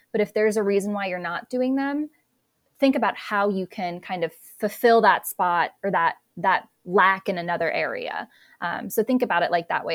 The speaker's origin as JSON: {"language": "English", "region": "South Dakota", "country": "United States", "tie": "born or raised there", "also_born_or_lived": "North Carolina", "moved": "as an adult", "said": "I attended a small liberal arts private college undergrad in my hometown of South Dakota"}